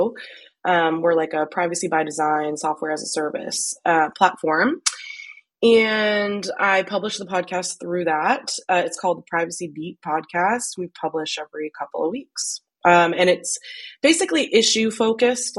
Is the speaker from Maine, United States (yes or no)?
yes; Maine, United States; Maine at the time, which is my home state